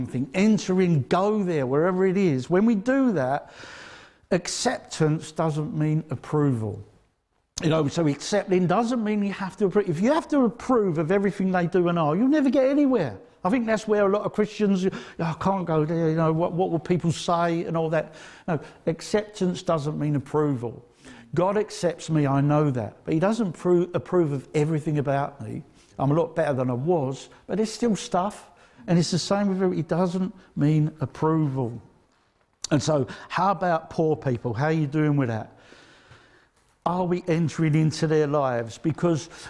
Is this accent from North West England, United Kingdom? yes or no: no; Essex, East of England, United Kingdom; I come from Essex